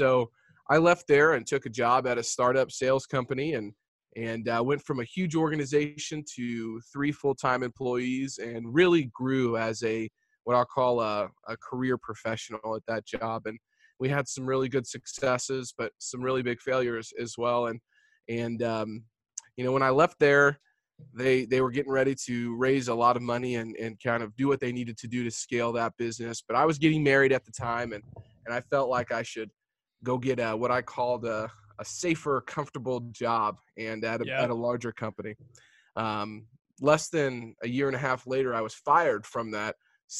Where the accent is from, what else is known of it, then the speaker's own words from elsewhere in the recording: Jefferson City, Missouri, United States; I'm a Midwestern boy. So I grew up in Jefferson City, Missouri, which is the capital of Missouri.